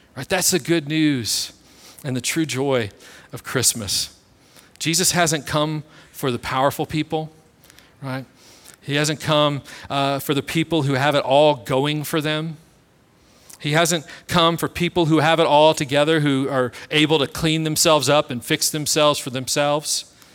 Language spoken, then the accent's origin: English; Kansas City, United States; I was born and raised in Kansas City